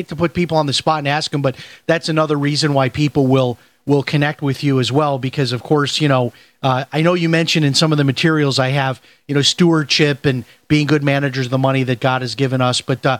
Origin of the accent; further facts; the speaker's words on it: Chicago, Illinois, United States; Okay, so I'm from Chicago, and I grew up on the Southwest Side, just like you did, Steve.